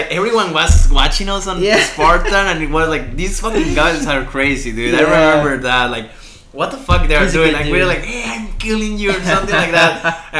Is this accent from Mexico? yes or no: yes; Guadalajara, Jalisco, Mexico; English is a second language; moved away as an adult; now in Newport, United States; I'm from Mexico